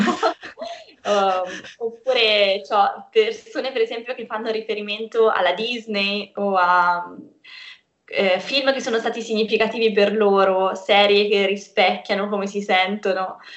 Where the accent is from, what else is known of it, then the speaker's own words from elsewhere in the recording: Perugia, Umbria, Italy; also born or lived in Cagliari, Sardinia; sono nata a Cagliari, ma sono stata adottata da Perugia quando ero piccola, quindi sto qui da tanto tempo.